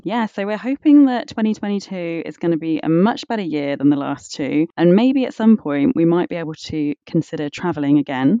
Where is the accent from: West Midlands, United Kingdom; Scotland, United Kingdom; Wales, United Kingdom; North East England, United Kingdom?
West Midlands, United Kingdom; moved away as an adult; now in London, United Kingdom; I think it's around 7 years that I've lived in London now. So I grew up in the West Midlands, so I'm from quite a small town.